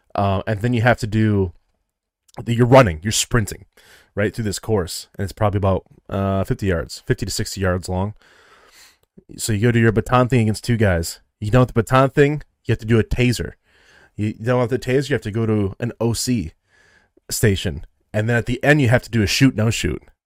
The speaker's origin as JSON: {"language": "English", "region": "Midwest", "country": "United States", "said": "I'm from the Midwest"}